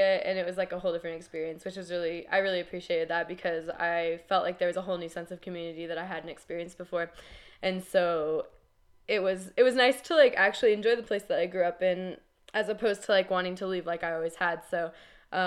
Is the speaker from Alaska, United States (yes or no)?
yes; Healy, Alaska, United States; now in New Mexico, United States; I was going back to my hometown, kind of, but I was like 15 miles away